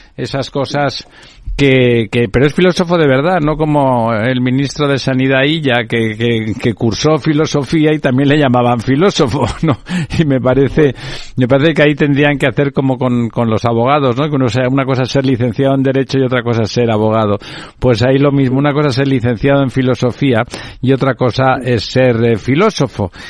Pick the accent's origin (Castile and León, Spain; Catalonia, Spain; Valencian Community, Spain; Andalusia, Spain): Catalonia, Spain; yo soy catalán, hablo perfectamente, soy bilingüe